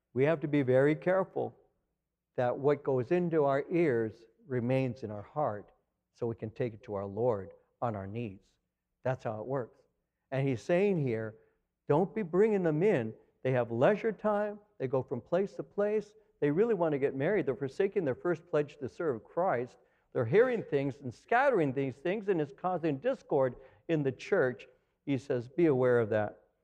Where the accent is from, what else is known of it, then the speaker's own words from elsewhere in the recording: Los Angeles County, California, United States; also born or lived in Norwalk, California; now in Chino, United States; I came from L A County.